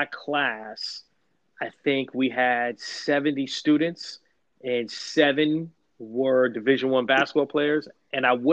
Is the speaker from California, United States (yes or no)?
no; New York City, New York, United States; also born or lived in Atlanta, Georgia / Bluefield, West Virginia / Columbus, Ohio / Roanoke, Virginia; now in Washington, D.C., United States; I'm originally from Harlem, New York